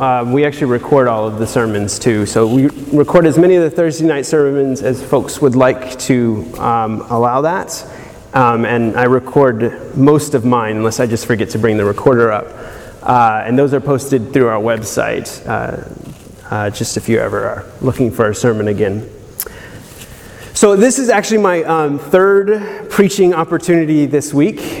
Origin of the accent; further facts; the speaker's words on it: South Georgia, United States; coming from more or less semi-rural South Georgia